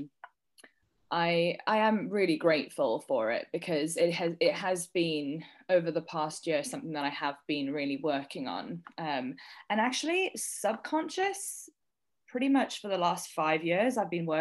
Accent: South Africa; I'm from South Africa

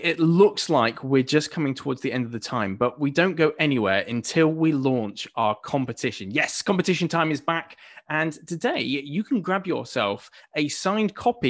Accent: Buckinghamshire, South East England, United Kingdom; I grew up in Buckinghamshire

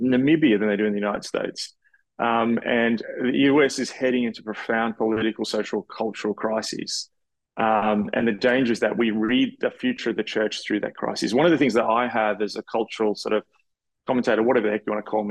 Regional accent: Australia; being an Australian

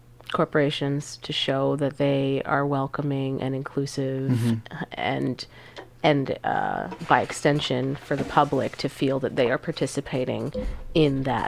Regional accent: New York City, New York, United States; I grew up in New York City

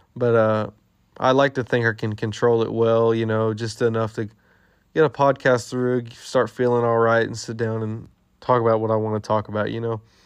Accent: Texas, United States; we're from Texas

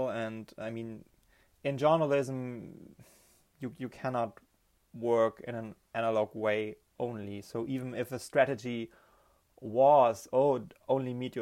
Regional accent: Germany; also born or lived in Berlin; I'm from Germany. I'm based in Berlin

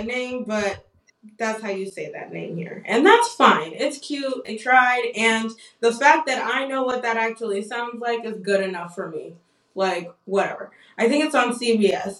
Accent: Nigeria; I'm Nigerian

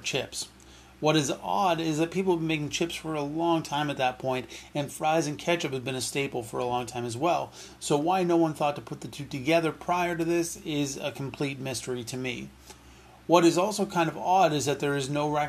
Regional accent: Canada; As a Canadian born in the 1980s

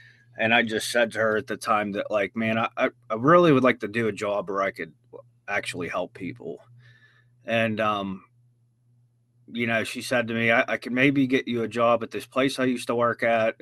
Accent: Washington, Pennsylvania, United States; I am from Washington, Pennsylvania

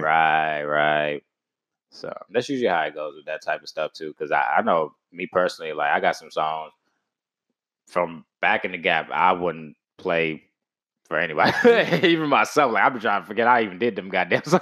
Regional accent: Texas, United States; I'm from Texas

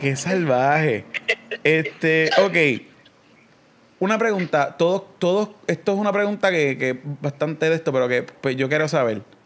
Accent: Coamo, Puerto Rico; also born or lived in Ponce; Yo soy de Cuamo

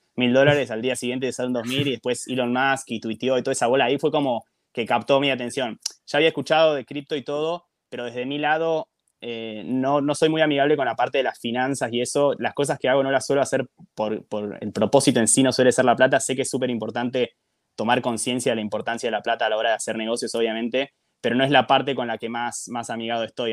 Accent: Argentina; vengo desde Argentina

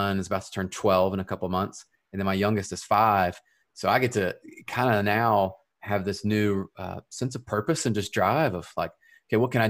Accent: Memphis, Tennessee, United States; I'm originally from Memphis, Tennessee. And so that's just on the west side of the state. And I grew up there

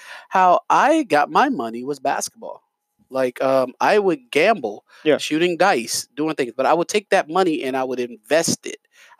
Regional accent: New York, United States; I'm from New York.

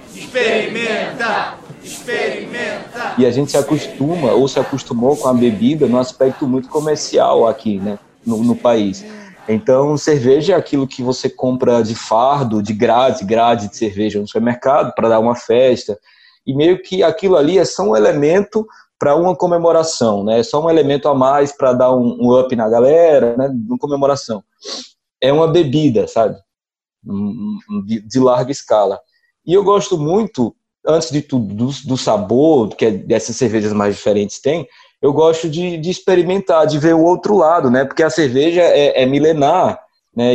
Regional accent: Recife, Pernambuco, Brazil; also born or lived in Crato, Ceará; now in Juazeiro do Norte, Brazil; eu sou de Recife, mas moro aqui em Juazeiro, que é na região do Cariri

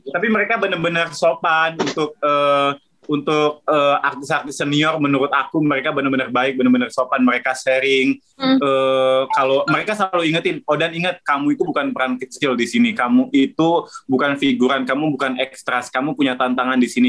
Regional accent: Palembang, South Sumatra, Indonesia; now in Jakarta, Indonesia; dari kecil waktu di Palembang

